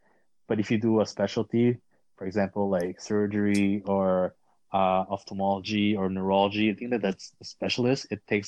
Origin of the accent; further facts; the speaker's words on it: Quebec, Canada; I'm from Quebec and Canada.